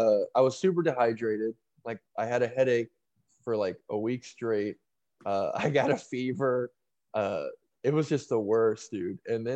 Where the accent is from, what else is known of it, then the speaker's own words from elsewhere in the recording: Texas, United States; also born or lived in Ohio; I was born in Texas, but then I moved to Ohio for a few years, which is just a shithole, and then I moved back to Texas.